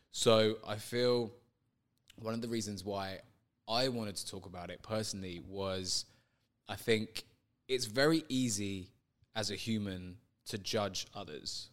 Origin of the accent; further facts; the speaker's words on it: London, United Kingdom; I grew up in London